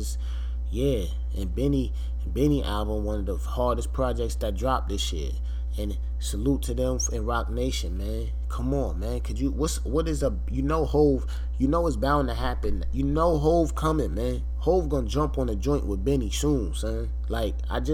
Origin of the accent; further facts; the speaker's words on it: New York, United States; I'm from New York